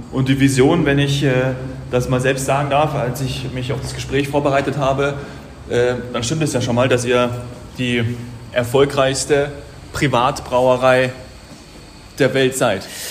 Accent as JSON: {"language": "German", "region": "Bavaria", "country": "Germany", "said": "ich bin ja auch aus Bayern und wohne äh, hier."}